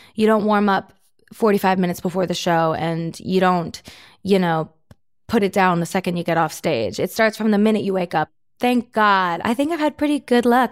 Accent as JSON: {"language": "English", "region": "Florida", "country": "United States", "tie": "born or raised there", "said": "my hometown, Florida's hockey team"}